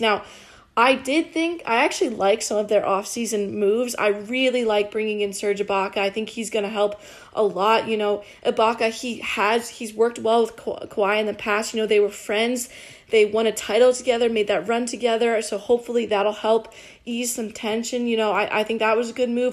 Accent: North Carolina, United States; I'm from North Carolina

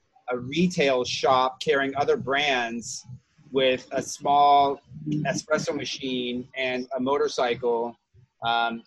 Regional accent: Los Angeles, California, United States; now in New York City, United States; I grew up in Los Angeles, born and raised

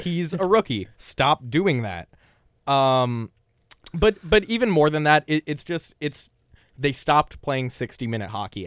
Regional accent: Los Angeles, California, United States; I'm from Los Angeles

